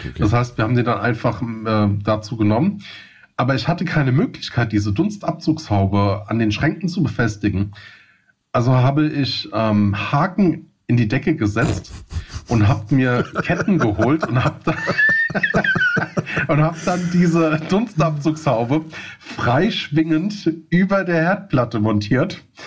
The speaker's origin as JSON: {"language": "German", "region": "Hesse", "country": "Germany", "accent": "Hessian", "said": "man hört es glaube ich so ein bisschen an, mein, an meinem ähm, ähm an Accent. meinem Slang. äh, ich komme aus dem Hessischen."}